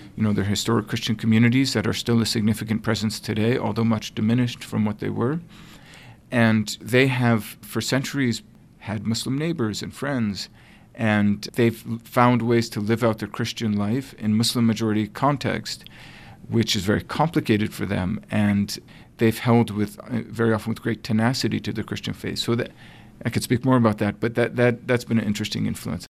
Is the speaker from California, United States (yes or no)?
no; Connecticut, United States; also born or lived in New York; I'm originally from Connecticut, where eventually I would do my graduate work